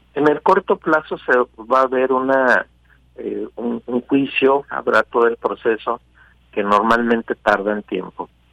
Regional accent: Mexico; somos nosotros los mexicanos

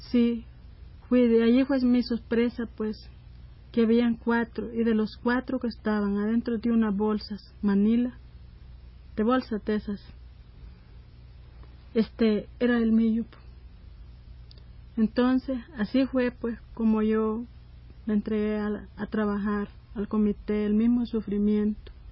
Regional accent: El Salvador; nosotros como salvadoreñas, madres sufridas, que hemos sufrido este dolor, y no se lo deseamos a nadie más que lo sufra

